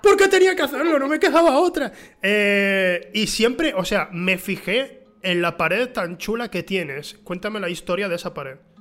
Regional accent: Huelva, Andalusia, Spain; also born or lived in San Juan del Puerto; yo crecí en Huelva, pero eh, en mi adolescencia fui a San Juan del Puerto, un pueblo que está a 10 kilómetros de Huelva

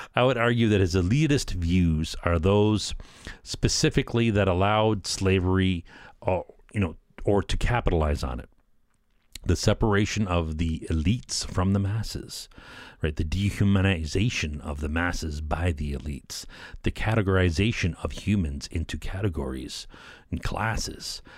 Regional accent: Canada; I'm a Canadian

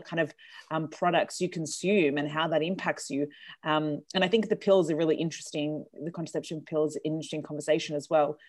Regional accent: Australia; I'm from Australia

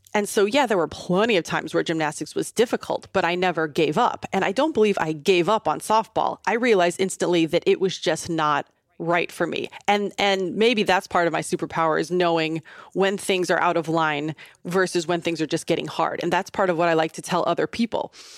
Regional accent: Southern Illinois, United States; I grew up in Southern Illinois, about twenty minutes outside of Saint Louis, so very small kind of farm town

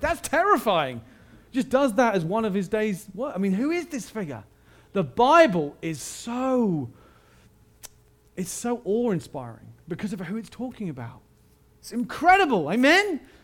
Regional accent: United Kingdom; I am British

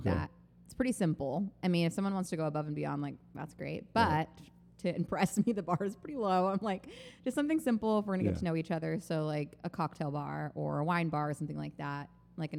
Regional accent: South Texas, United States; moved away as an adult; also born or lived in Austin, Texas; now in New York City, United States; I'm from South Texas, but I went to school in Austin and then I went from Austin to New York

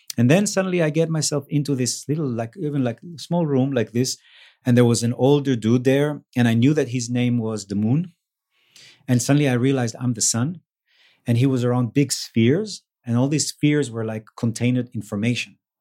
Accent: Israel; moved away; also born or lived in Mexico; I grew up in Israel

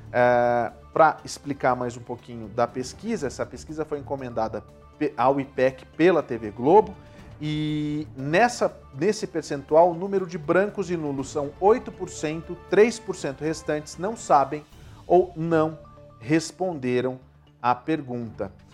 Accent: Brazil; moved away; nós somos brasileiros

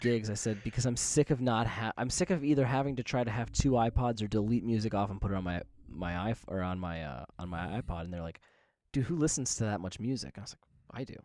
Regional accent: United States; as an American

